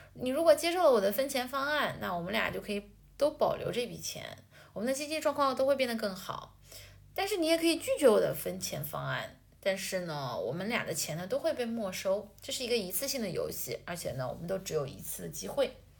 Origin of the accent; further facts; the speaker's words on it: China; 我作为一个中国人